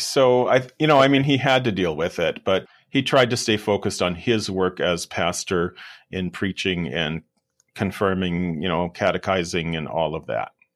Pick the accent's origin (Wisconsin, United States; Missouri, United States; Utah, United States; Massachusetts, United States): Wisconsin, United States; The place where I grew up in Wisconsin was very hilly